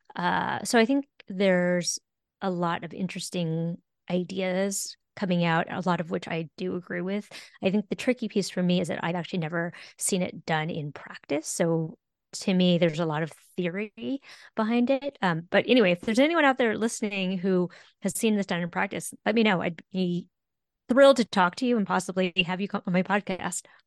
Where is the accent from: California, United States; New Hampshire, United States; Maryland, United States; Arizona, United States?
California, United States; I'm a Californian